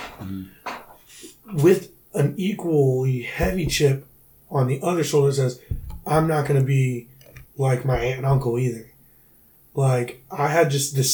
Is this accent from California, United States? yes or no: no; Brunson, South Carolina, United States; moved away as an adult; also born or lived in Charleston, South Carolina; originally from Brunson, South Carolina.